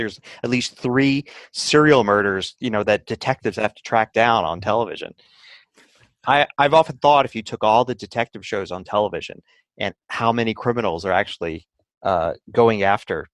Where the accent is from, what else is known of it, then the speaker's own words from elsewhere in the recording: Philadelphia, Pennsylvania, United States; now in Colorado, United States; I grew up in Philadelphia